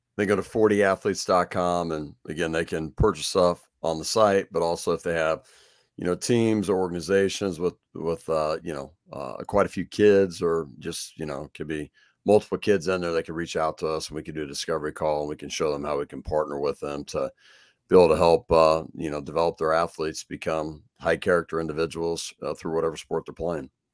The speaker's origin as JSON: {"language": "English", "town": "Kansas City", "region": "Missouri", "country": "United States", "said": "I'm from Kansas City, so I'm a Royals guy"}